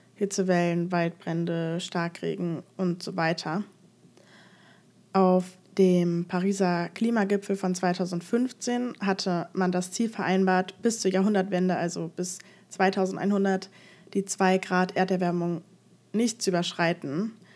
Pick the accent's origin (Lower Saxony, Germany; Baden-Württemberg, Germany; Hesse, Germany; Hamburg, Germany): Hesse, Germany; Frankfurt; ich komme aus Frankfurt